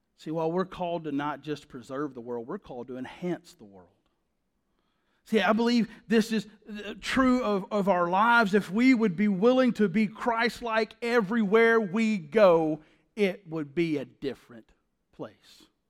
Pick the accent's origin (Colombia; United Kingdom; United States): United States; the South; That's how we say it in the South